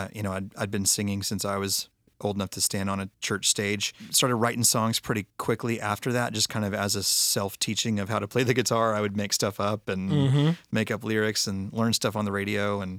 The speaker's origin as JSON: {"language": "English", "region": "Texas", "country": "United States", "tie": "born or raised there", "said": "you know, I grew up in Texas. My dad was a music minister, and it was the, you know, early 80s Southern Baptist church world."}